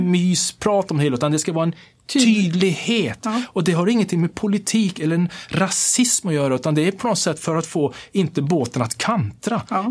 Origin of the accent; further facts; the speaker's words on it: Kiruna, Norrbotten County, Sweden; jag är född och uppvuxen här i Sverige, uppvuxen i Kiruna